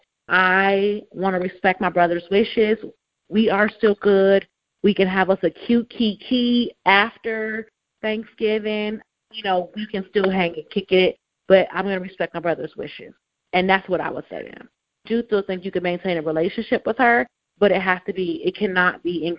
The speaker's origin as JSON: {"language": "English", "town": "Cleveland", "region": "Ohio", "country": "United States", "tie": "born or raised there", "moved": "yes", "said": "My family, we're from Cleveland. My daddy grew up in Cleveland, okay? We grew up in Cleveland."}